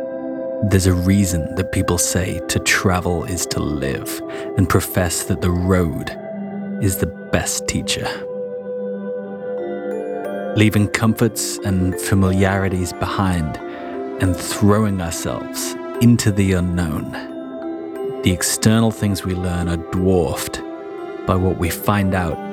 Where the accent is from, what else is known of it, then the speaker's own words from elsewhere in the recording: Wales, United Kingdom; I used to actually live in Wales. Part of my childhood, I grew up in Wales.